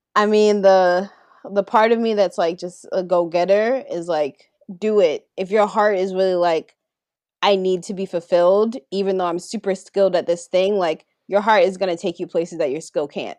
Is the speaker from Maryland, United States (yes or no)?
yes; Baltimore, Maryland, United States; growing up in the South. I can't take off growing up in Baltimore